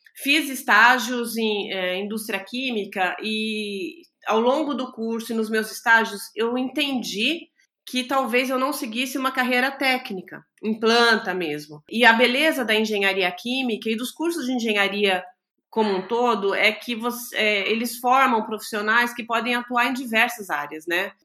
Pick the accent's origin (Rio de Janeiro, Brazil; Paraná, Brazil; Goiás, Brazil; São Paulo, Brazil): São Paulo, Brazil; also born or lived in São José dos Campos; eu sou de São Paulo, sou nascida em São Paulo